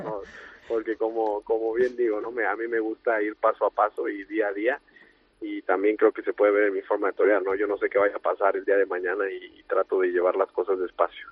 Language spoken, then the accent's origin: Spanish; Mexico; Toreando en, en mi país y, y también en Colombia